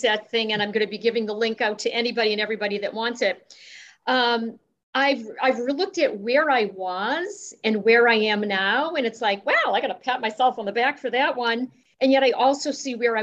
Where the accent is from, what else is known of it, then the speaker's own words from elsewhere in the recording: Boston, Massachusetts, United States; also born or lived in Wellesley; I'm originally from Boston.